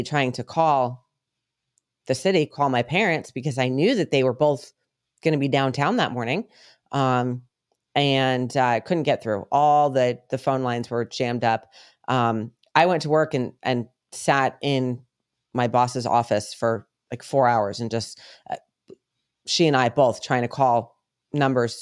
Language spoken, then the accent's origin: English; United States; moved away; also born or lived in New York / Connecticut / Colorado; we grew up in New York and then Connecticut.